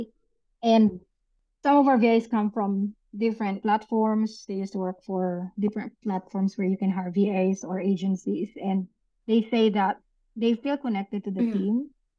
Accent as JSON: {"language": "English", "country": "Philippines", "also_born_or_lived": "New Zealand / Dubai", "moved": "as an adult", "lives_now": "Gold Coast, Australia", "said": "I'm originally from the Philippines, of course. And my whole family, except my husband, is in the Philippines."}